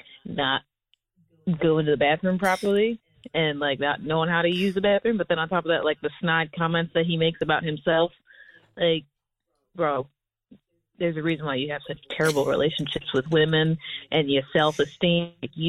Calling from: Washington, District of Columbia, United States; I'm calling from Washington, D.C.

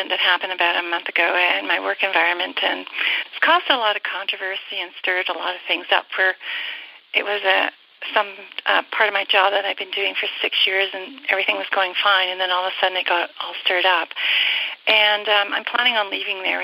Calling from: Alberta, Canada; I'm calling from Alberta, Canada.

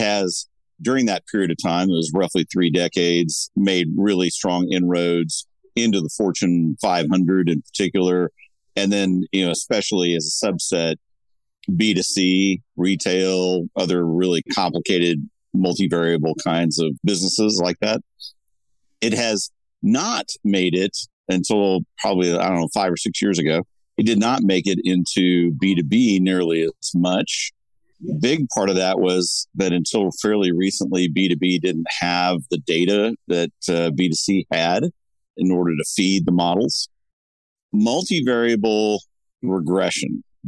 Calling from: Laguna Niguel, California, United States; I'm joining you from Laguna Niguel, California, where there's still a marine layer.

